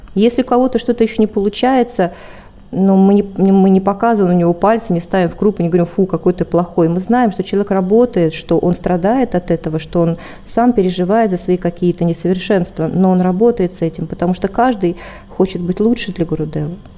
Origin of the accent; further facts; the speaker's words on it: Siberian backcountry, Russia; я родилась в России, в, в сибирской глубинке